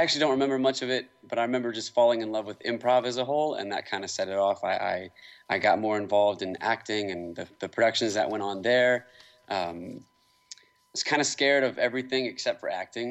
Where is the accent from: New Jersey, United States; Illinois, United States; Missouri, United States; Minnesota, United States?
Missouri, United States; Kansas City; Kansas City's always been my home